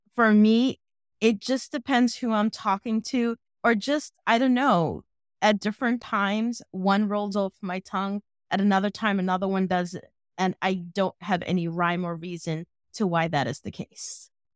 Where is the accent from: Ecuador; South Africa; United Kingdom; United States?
United States; New York City, New York; I am born and raised in New York City and have lived here pretty much most of my entire life